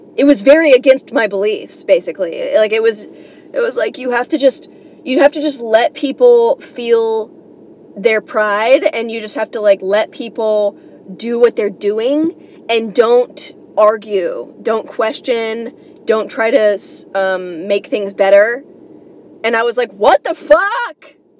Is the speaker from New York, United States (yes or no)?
yes; New York, United States; I'm coming from New York